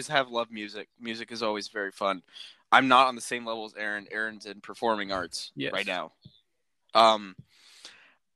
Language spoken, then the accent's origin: English; Orange County, California, United States; I'm from Orange County, California